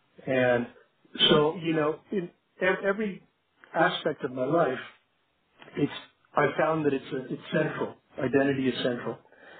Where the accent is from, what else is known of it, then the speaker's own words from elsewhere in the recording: Iran; moved away; also born or lived in Canada / United States; I'm an immigrant from Iran, and I'm an Iranian, Canadian, American, and I've lived in many more places than that.